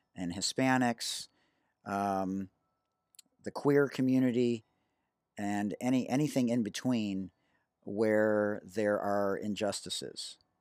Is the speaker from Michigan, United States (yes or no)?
yes; Detroit, Michigan, United States; I'm from Detroit and I was integrated at fifth, in fifth grade going from a private Jewish day school to a public school